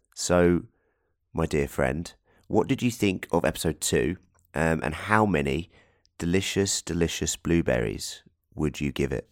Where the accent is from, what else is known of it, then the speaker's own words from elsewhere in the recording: England, United Kingdom; Being an Englishman